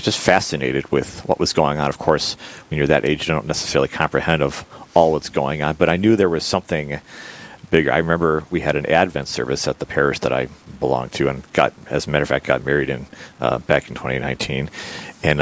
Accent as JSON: {"language": "English", "town": "Cleveland", "region": "Ohio", "country": "United States", "also_born_or_lived": "Texas", "moved": "yes", "lives_now": "Bismarck, United States", "said": "I'm actually originally from the Cleveland, Ohio area"}